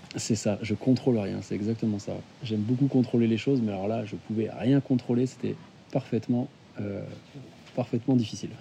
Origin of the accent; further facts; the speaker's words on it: Nantes, Pays de la Loire, France; je suis nantais, j'ai 33 ans